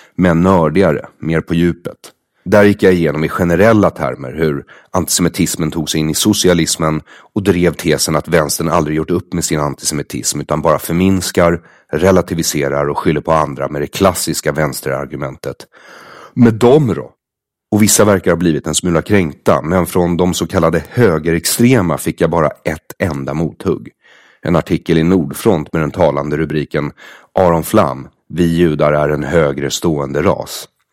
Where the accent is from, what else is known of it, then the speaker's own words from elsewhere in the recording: Sweden; jag har vuxit upp som jude i Sverige